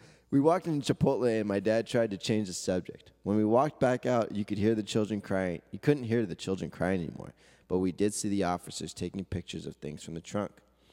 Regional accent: South Gate, California, United States; I have picked the city of Southgate. Have to stick to my hometown.

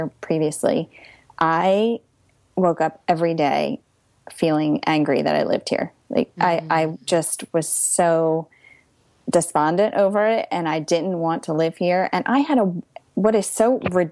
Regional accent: Pennsylvania, United States; moved away as an adult; also born or lived in London; now in New Jersey, United States; I'm from Pennsylvania

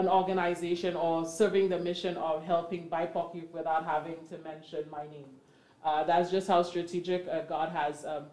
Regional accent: St. Lucia; moved away as an adult; now in Canada; I'm not from Canada, but I'm originally from St. Lucia. And in my coming into Canada in my early 20s

